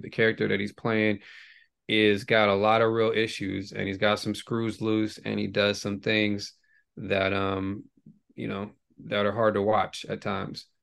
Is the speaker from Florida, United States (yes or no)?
no; Bay Area, California, United States; growing up in the Bay Area